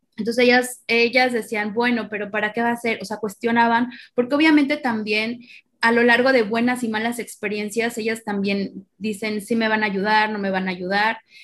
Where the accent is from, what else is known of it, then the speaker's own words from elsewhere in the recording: Morelos, Mexico; moved away; also born or lived in northern Mexico; yo soy originaria de, de Morelos, de, la eterna primavera, y realmente cuando me mudo para la, la zona semiárida